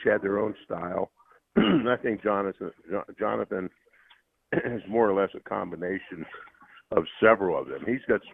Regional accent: Pittsburgh, Pennsylvania, United States; moved away; I grew up in around Pittsburgh

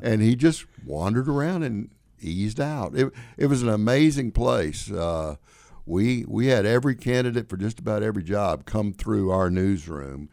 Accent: Deep South, United States; also born or lived in New York; now in Illinois, United States; growing up in the South, particularly in the Deep South, where I did

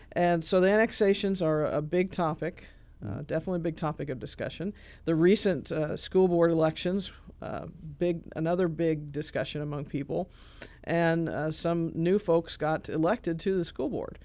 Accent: Clarksburg, Illinois, United States; also born or lived in Charleston, Illinois; I'm from Clarksburg, uh, but nobody knows where that is. It's south of Shelbyville

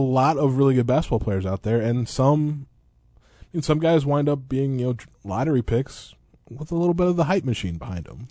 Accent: Eureka, Illinois, United States; growing up in Eureka

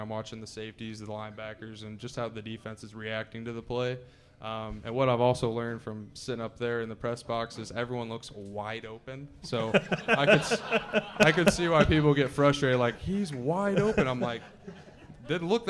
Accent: Springfield, Illinois, United States; We're both from the Springfield area

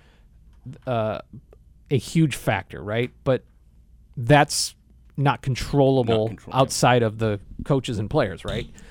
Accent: Naperville, Illinois, United States; also born or lived in Downers Grove, Illinois; I say I'm from Naperville, and I am.

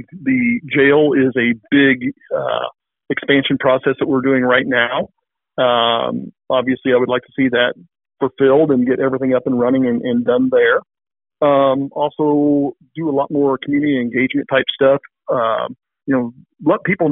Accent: Clarinda, Iowa, United States; I was born here in Clarinda. I went to Clarinda Schools and graduated from there

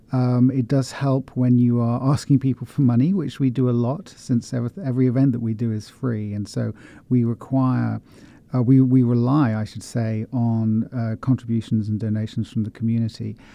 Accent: West Country, near Stonehenge, South West England, United Kingdom; moved away as an adult; also born or lived in Oxford / London / Paris; now in Columbia, Missouri, United States; So I'm originally from uh, from the UK. Uh, I grew up in the West Country, uh, about 70 miles west of London, near Stonehenge.

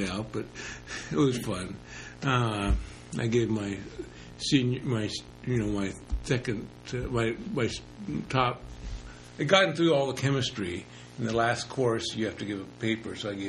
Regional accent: Los Angeles, California, United States; moved away as an adult; also born or lived in Sunnyvale, California / Portland, Oregon; now in Oregon, United States; I was born in Los Angeles. I grew up in East LA until I was 12, and then Silicon Valley, before it was Silicon Valley, Sunnyvale, California, until I was 18

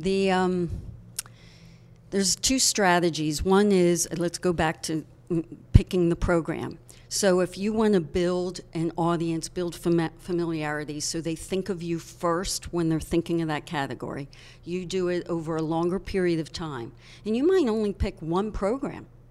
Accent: Hershey, Pennsylvania, United States; I was born and raised in Hershey

